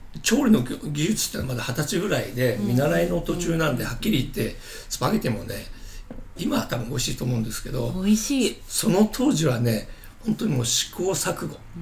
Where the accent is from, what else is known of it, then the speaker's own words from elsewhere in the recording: Chiba, Japan; もともと僕は千葉で育ってる